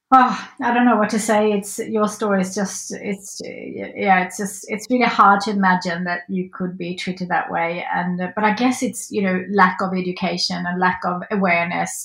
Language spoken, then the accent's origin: English; Sweden; now in Australia; growing up in Sweden